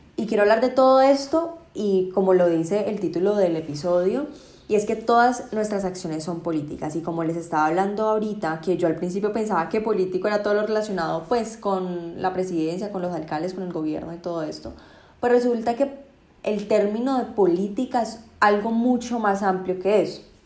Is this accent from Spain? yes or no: no; Colombia